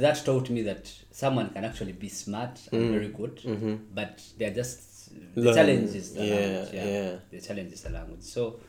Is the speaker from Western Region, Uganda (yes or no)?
yes; Mbarara, Western Region, Uganda; moved away as an adult; also born or lived in Russia; now in Moscow, Russia; I'm from Western Uganda. And it's the place called Mbarara.